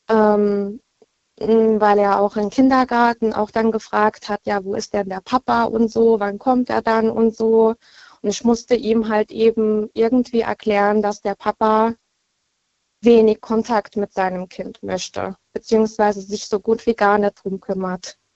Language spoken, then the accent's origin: German; Baumholder, Rhineland-Palatinate, Germany; Ich komme aus Baumholder. Das ist in der Nähe von Ida Oberstein.